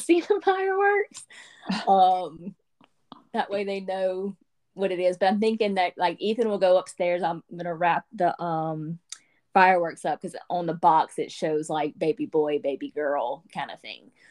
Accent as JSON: {"language": "English", "region": "Louisiana", "country": "United States", "said": "I'm from Louisiana"}